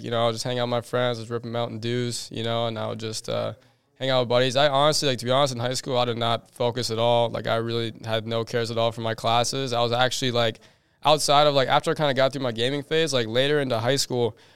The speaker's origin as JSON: {"language": "English", "region": "Minnesota", "country": "United States", "tie": "born or raised there", "moved": "as an adult", "lives_now": "Arizona, United States", "said": "So basically, I grew up in Minnesota like my whole life. Like you know, like when I was super young, I actually grew up like kind of in the woods."}